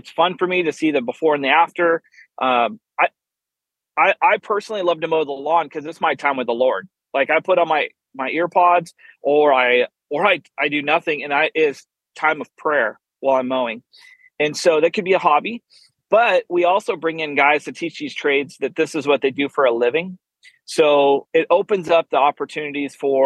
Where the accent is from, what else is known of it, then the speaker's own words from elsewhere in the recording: Oregon, United States; now in Fort Worth, United States; I actually live in just outside of Fort Worth, Texas, originally born and raised in Oregon.